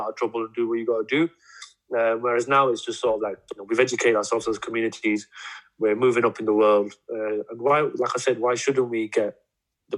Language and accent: English; Bradford, Yorkshire and the Humber, United Kingdom; Growing up in Bradford